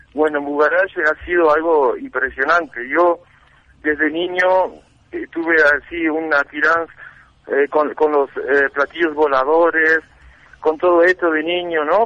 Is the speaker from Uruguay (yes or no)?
yes; Uruguay; also born or lived in France; now in La Paz, Bolivia; yo soy uruguayo de nacimiento, mm. soy franco uruguayo, ¿no? Sí. Soy mitad uruguayo, mitad francés.